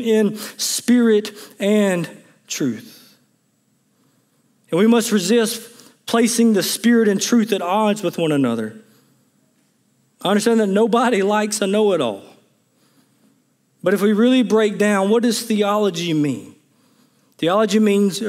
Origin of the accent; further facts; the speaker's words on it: Jones County, Mississippi, United States; growing up in Jones County, Mississippi